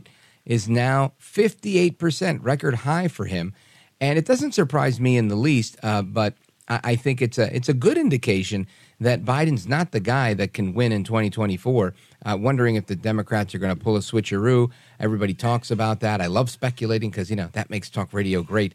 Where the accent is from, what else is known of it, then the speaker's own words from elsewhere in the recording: New York City, New York, United States; moved away as an adult; now in New Jersey, United States; I grew up in New York City, and I still talk to a lot of people. I live in Jersey now.